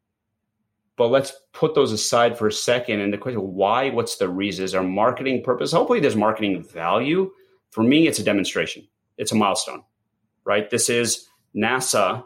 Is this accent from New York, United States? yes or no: yes; New York, United States; first language English; I grew up here in New York. My parents moved 1972